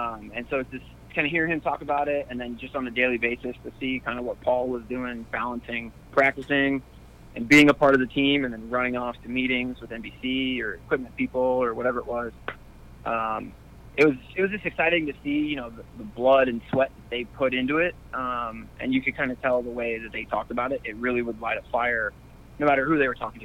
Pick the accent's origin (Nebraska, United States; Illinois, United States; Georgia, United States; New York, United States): Nebraska, United States; Omaha; I'm from Omaha, Nebraska